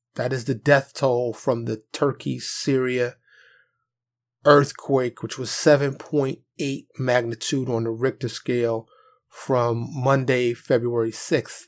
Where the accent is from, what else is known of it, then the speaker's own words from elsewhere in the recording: New York City, New York, United States; Born and raised in New York City